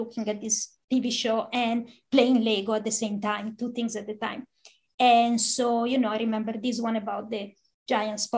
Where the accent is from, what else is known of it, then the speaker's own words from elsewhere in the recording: San Pellegrino Terme, Lombardy, Italy; now in United States; I grew up in the town of San Pellegrino, which is the same place as the sparkling water. It's a small town of 5,000 people in northern Italy